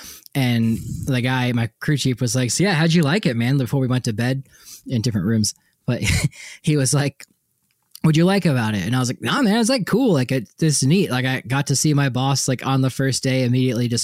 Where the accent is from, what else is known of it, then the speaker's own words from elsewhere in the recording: East Coast, United States; moved away; I grew up in the East Coast